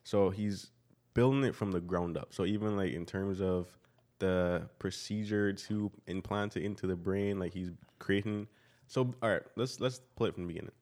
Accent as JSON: {"language": "English", "country": "Barbados", "said": "I come from Barbados"}